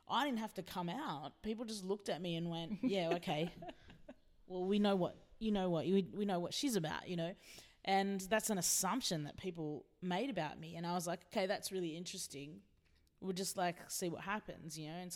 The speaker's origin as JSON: {"language": "English", "country": "Philippines", "said": "I've always known that I'm a Filipino indigenous queer woman"}